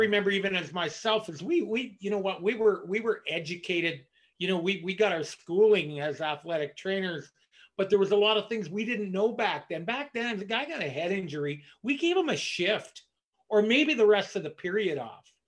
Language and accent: English; Ottawa, Ontario, Canada; my hometown, Ottawa